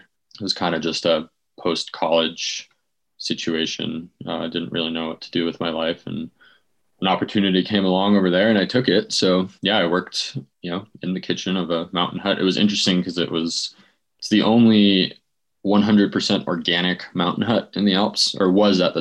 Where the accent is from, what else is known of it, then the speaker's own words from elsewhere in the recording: New York City, New York, United States; moved away as an adult; also born or lived in Germany / Boulder, Colorado / Austria; now in Jackson Hole, United States; I grew up in New York City in Manhattan